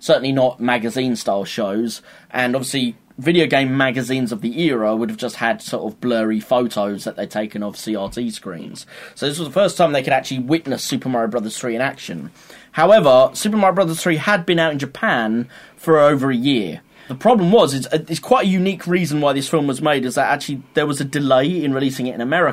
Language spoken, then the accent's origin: English; United Kingdom; We're British